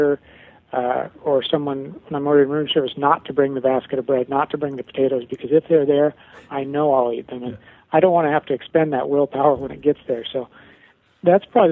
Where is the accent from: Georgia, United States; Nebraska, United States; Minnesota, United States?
Nebraska, United States; I grew up in the Midwest in Nebraska